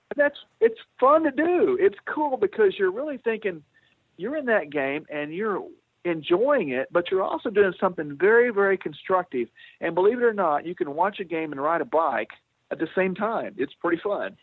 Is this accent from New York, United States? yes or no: no; Oklahoma, United States; I came back to uh, my home state of Oklahoma